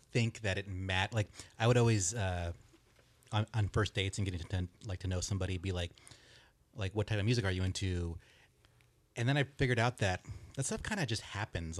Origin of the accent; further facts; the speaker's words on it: Big Bear, California, United States; also born or lived in Westminster, California; when I was seven, my dad, uh, is a cop, so he got transferred up to Big Bear, s, so we moved up there